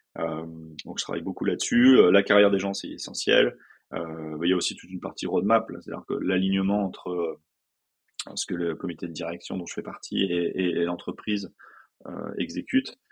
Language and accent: French; France; je suis français